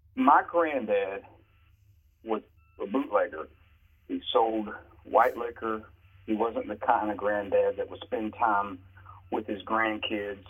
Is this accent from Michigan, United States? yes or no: no; Crowders Mountain, North Carolina, United States; also born or lived in Johnsonville, South Carolina; when I was seven years old, my mom uh, took me and my sister, um, and we moved from Johnsonville, South Carolina, to Crowder's Mountain, North Carolina